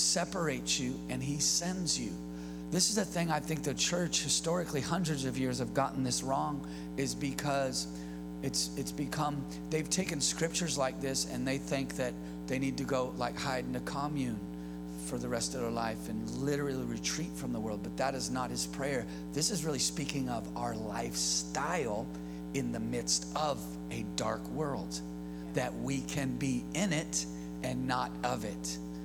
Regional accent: California, United States; I'm born and raised in California.

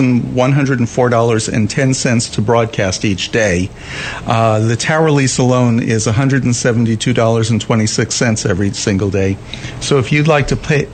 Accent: New York, United States; now in Dallas, United States; I grew up in New York.

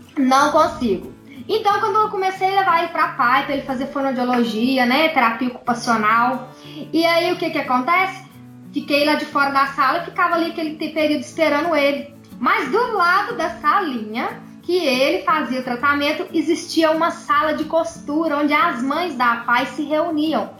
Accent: Pará de Minas, Minas Gerais, Brazil; Pará de Minas, Minas Gerais, do ladinho de Belo Horizonte

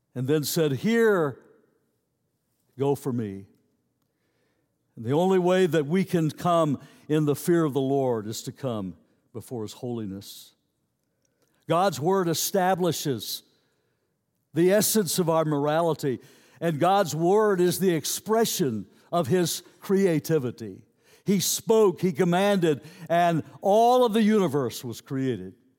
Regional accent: United States; I'm an American citizen

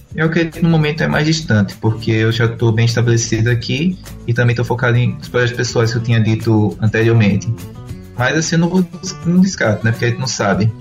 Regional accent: Rio Grande do Norte, Brazil; Eu sou nordestino e potiguar de coração.

